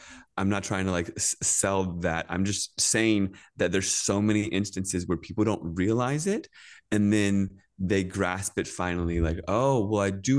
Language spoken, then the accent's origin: English; Virginia, United States; I grew up in Virginia, in Northern Virginia